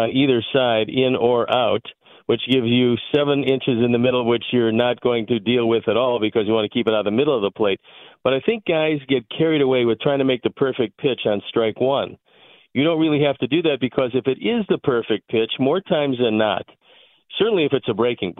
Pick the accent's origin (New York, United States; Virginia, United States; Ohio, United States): Ohio, United States; Cleveland; But that's because I was born and raised in Cleveland. There's a lot of guys also born and raised in the Midwest that have that same upbringing.